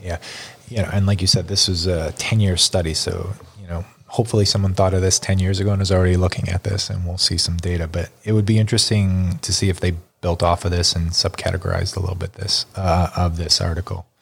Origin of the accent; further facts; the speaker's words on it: Buffalo, New York, United States; growing up in Buffalo